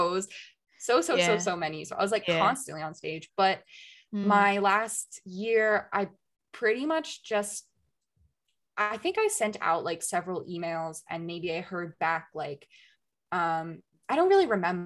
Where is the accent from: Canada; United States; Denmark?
United States; moved away as an adult; now in Germany; I'm an American